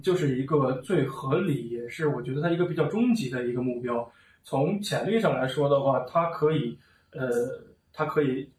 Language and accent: Chinese; China; moved away as an adult; now in India; 我应该是中国人